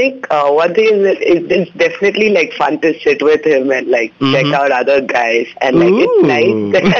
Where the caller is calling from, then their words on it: Bangalore, Karnataka, India; I'm calling from BTM.